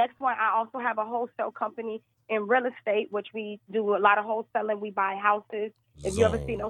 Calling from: West Palm Beach, Florida, United States; I'm calling from West Palm Beach, Florida.

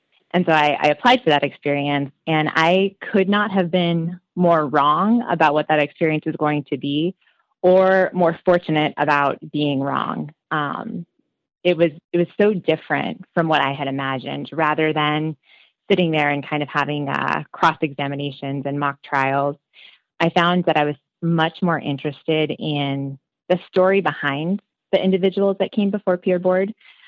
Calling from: Long Beach, California, United States; I am calling in from Long Beach, California. So I moved out to California in 2012.

